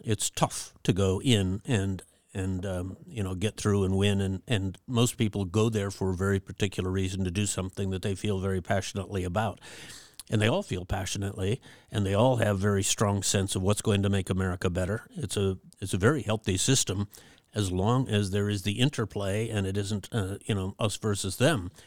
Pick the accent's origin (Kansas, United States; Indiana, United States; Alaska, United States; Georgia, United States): Alaska, United States; Fairbanks; also born or lived in Anchorage, Alaska; I was born in Anchorage, um, but, um, we had moved to Fairbanks